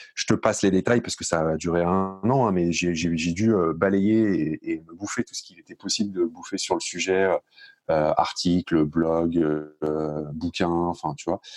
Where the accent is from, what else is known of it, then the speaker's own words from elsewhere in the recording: Paris region, Île-de-France, France; moved away as an adult; now in Bordeaux, France; moi, je suis originaire de la région parisienne. Euh, je suis né, j'ai grandi et vécu euh, jusqu'à mes 30 ans euh, en, un, peu dans, enfin, euh, un peu à Paris et puis beaucoup dans les Hauts-de-Seine